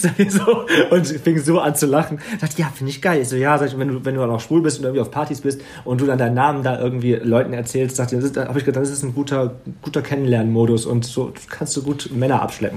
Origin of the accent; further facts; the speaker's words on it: Wegberg, North Rhine-Westphalia, Germany; in dem Dorf, wo ich aufgewachsen bin, in Wegberg